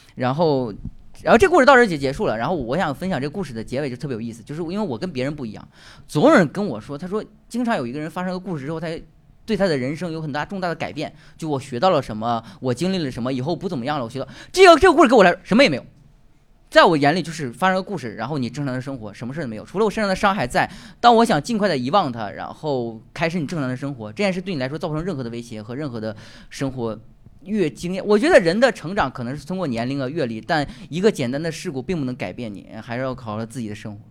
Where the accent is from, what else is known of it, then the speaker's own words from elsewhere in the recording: Northeast China, China; accent: Northeastern; 用我们东北话说